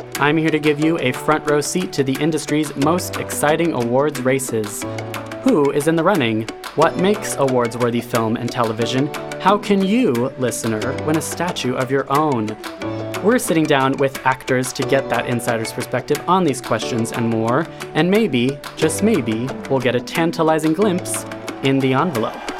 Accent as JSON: {"language": "English", "town": "Honolulu", "region": "Hawaii", "country": "United States", "tie": "born or raised there", "said": "I am from Honolulu, Hawaii"}